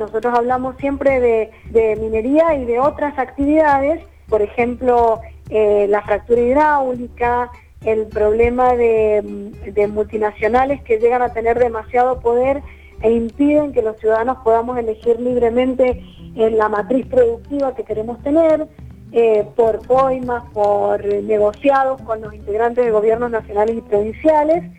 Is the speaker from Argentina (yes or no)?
yes; Mendoza, Argentina; como mendocinos hemos tenido que enfrentar